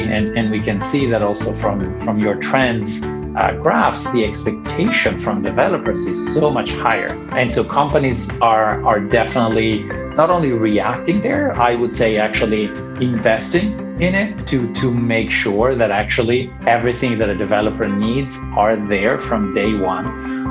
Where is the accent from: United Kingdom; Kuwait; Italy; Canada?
Italy; moved away as an adult; also born or lived in Ireland / Finland; now in United States; I'm born and raised in Italy